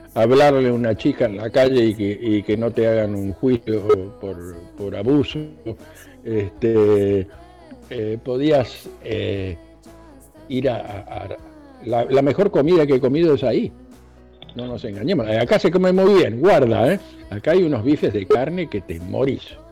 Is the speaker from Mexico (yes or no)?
no; Argentina; now in United States